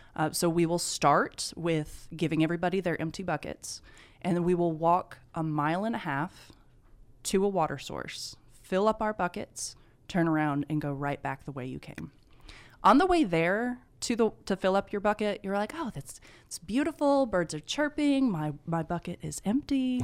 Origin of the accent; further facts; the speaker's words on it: Eufaula, Alabama, United States; moved away as an adult; now in Carrollton, United States; I'm originally from Eufaula, Alabama